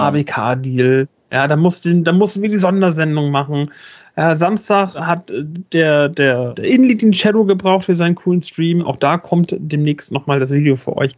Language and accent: German; Northern Germany, Germany